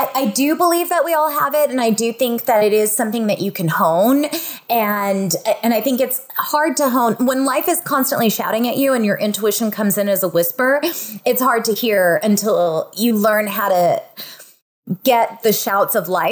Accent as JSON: {"language": "English", "town": "Fresno", "region": "California", "country": "United States", "tie": "born or raised there", "also_born_or_lived": "San Diego, California", "said": "I grew up in Fresno, California, and we're home to raisins"}